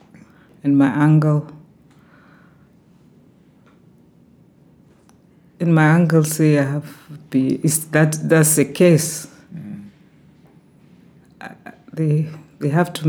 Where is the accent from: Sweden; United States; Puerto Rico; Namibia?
Namibia; now in Southport, United Kingdom; I'm from Namibia